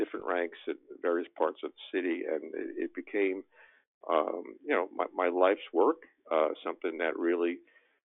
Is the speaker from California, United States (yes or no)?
no; New York City, New York, United States; I grew up in Brooklyn in New York City